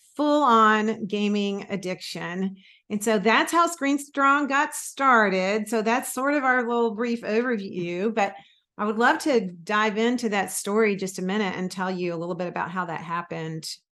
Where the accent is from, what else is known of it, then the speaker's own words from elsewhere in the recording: Florida, United States; also born or lived in Mississippi; I was born in Mississippi and actually grew up most of my school years in Florida